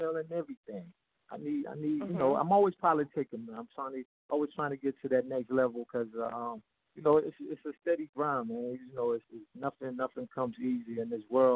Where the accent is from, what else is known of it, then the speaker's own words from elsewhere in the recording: New York City, New York, United States; also born or lived in Sierra Leone / North Carolina; now in New Jersey, United States; I was born in Sierra Leone, West Africa. I came to Brooklyn, New York when I was a little kid.